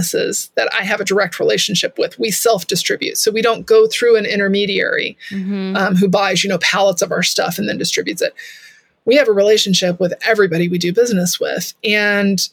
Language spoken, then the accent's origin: English; Texas, United States; I'm from Texas